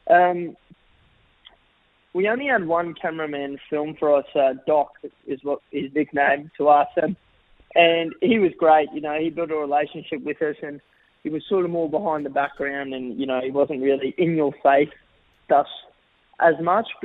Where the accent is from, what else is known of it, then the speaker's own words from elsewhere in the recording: Australia; I'm Australian through and through, and I, you know, I, I love playing for Australia